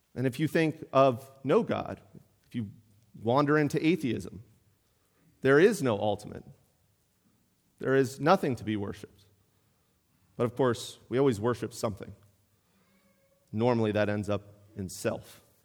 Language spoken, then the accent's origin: English; Pittsburgh, Pennsylvania, United States; now in Mount Airy, United States; I grew up in Pittsburgh